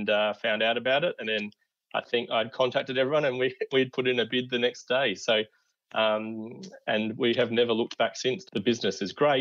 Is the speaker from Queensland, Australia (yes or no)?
yes; Gold Coast, Queensland, Australia; now in Donnybrook, Australia; I grew up on the Gold Coast and worked at the pharmacy there.